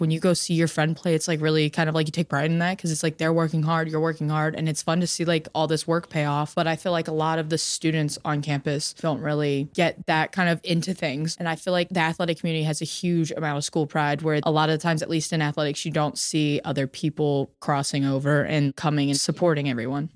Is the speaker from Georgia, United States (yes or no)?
yes; Georgia, United States; moved away as an adult; now in Philadelphia, United States; I'm from Georgia, so, like, it was a fifteen-hour car ride from home